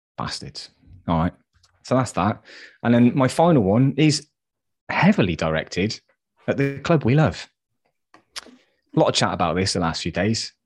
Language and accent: English; West Country, South West England, United Kingdom; I'm from the West Country